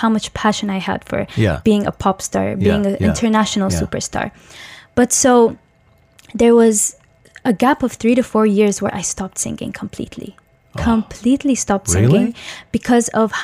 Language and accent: English; Dubai, United Arab Emirates; also born or lived in Tajikistan; I'm originally from Tajikistan, but I've been raised in the UAE in Dubai my whole entire life